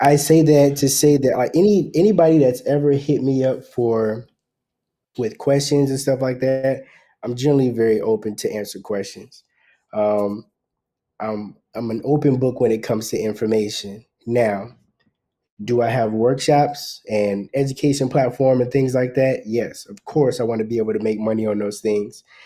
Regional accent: South Carolina, United States; moved away as an adult; also born or lived in Los Angeles; now in Atlanta, United States; Originally from South Carolina, but I spent a lot of time in Los Angeles

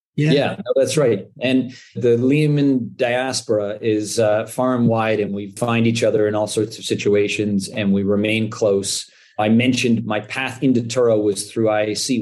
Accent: Canada; moved away as an adult; also born or lived in New York, United States; I'm Canadian, born and raised

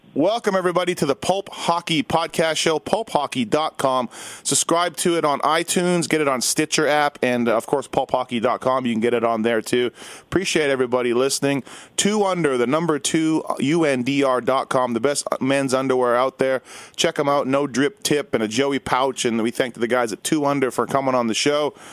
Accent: Winnipeg, Manitoba, Canada; now in Las Vegas, United States; I'm from Winnipeg

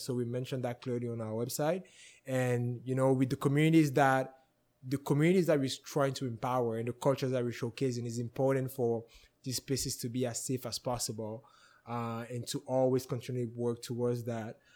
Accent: West, Cameroon; also born or lived in Bafang; now in Edmonton, Canada; I was born and raised in Cameroon

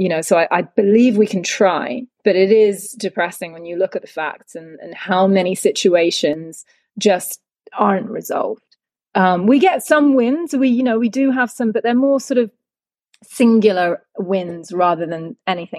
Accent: United Kingdom; as a British citizen, you know, coming from a country

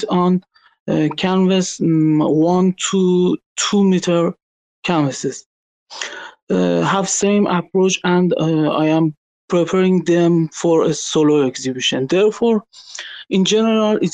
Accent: Iran; English is a second language; from Iran

